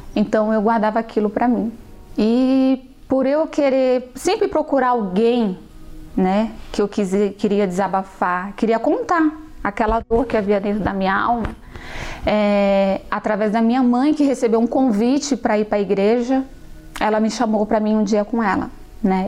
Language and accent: Portuguese; São Paulo, Brazil; also born or lived in Rio Grande do Norte; quando nós viemos do Rio Grande do Norte, chegamos aqui em São Paulo com meus três anos